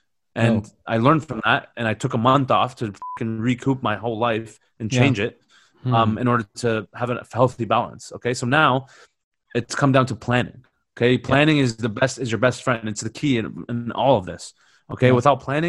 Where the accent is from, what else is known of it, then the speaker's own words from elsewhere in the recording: London, United Kingdom; I'm from South London, yeah?